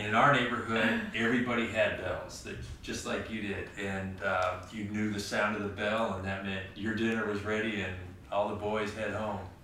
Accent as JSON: {"language": "English", "town": "Palos Verdes", "region": "California", "country": "United States", "tie": "born or raised there", "said": "The family moved to Palos Verdes when I was five, uh, so went to Palos Verdes schools from kindergarten through high school"}